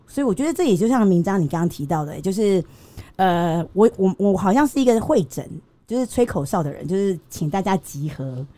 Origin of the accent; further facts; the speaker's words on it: Tainan, Taiwan; 身为台南人，我们嘉义人就这么厉害